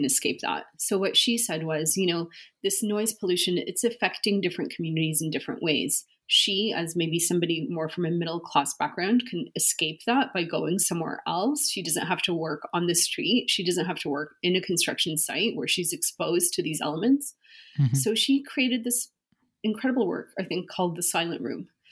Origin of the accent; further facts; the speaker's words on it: Beirut, Beirut Governorate, Lebanon; I was born in Lebanon during the civil war. I was born in Beirut